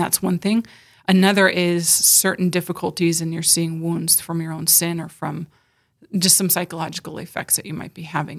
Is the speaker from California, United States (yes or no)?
yes; California, United States; moved away as an adult; now in South Dakota, United States; I was born and raised in California